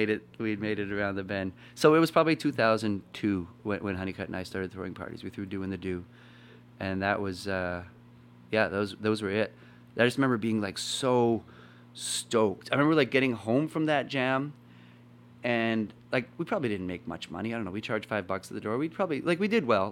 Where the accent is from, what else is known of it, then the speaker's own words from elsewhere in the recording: Winnipeg, Manitoba, Canada; I was from Winnipeg